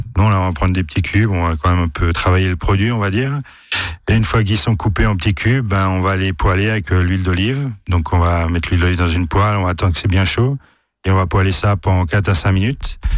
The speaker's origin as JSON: {"language": "French", "area": "Alsace", "region": "Grand Est", "country": "France", "said": "chez nous en Alsace"}